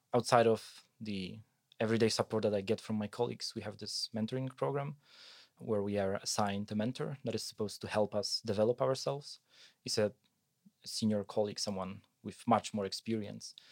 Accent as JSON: {"language": "English", "country": "Poland", "tie": "born or raised there", "also_born_or_lived": "Wrocław, Poland / Germany", "moved": "as an adult", "said": "I come from a mid-sized village in Poland where we have a tissue mill"}